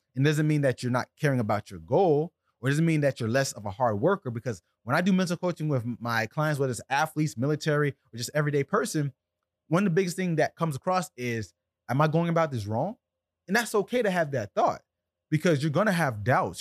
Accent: South Florida, United States; I'm from South Florida right here where I'm at in Deerfield Beach

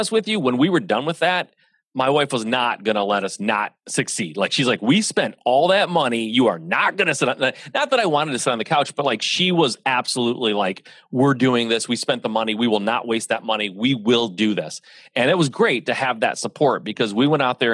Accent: Michigan, United States; So I'm a Midwest guy, born and raised in Michigan. I am the son of an automotive family here in Michigan

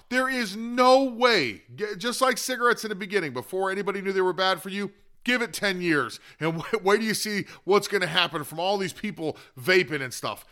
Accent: Florida, United States; it is my home state

